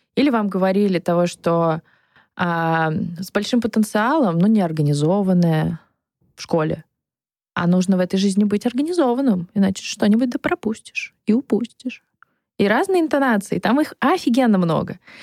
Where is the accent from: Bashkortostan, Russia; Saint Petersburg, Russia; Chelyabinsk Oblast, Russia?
Saint Petersburg, Russia; moved away; also born or lived in Moscow; Я из Петербурга